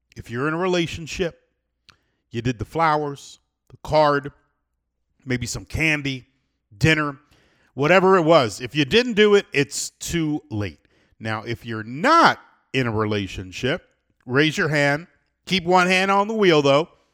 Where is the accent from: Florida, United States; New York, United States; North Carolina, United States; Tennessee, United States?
Florida, United States; Miami; I do love Miami, born and raised in Miami